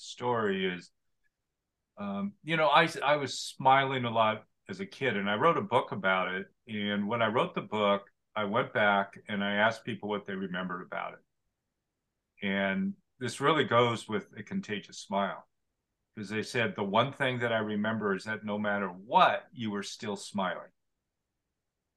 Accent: Oregon, United States; I grew up in Oregon and Portland.

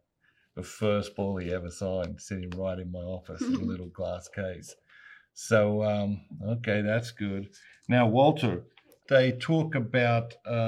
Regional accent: Australia; moved away; I grew up in Australia playing cricket.

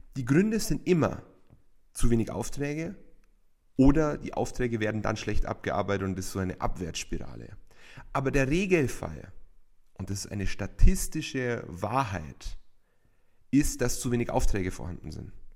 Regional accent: Bavaria, Germany; bei uns in Bayern

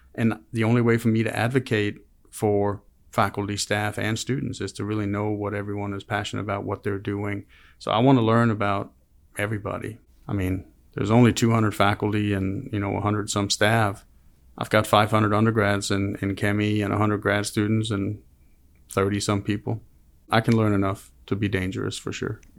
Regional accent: Denmark; moved away as an adult; also born or lived in Copenhagen, Denmark; now in Auburn, United States; I grew up in a small town called Gena in Denmark, so a town of six hundred people

